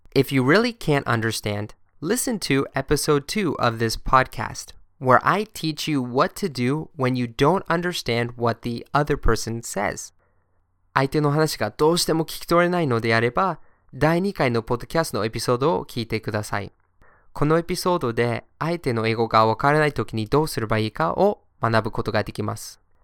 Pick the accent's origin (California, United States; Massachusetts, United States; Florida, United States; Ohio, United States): Massachusetts, United States; Boston; moved away; also born or lived in Germany; I'm born in Germany, but I'm from Boston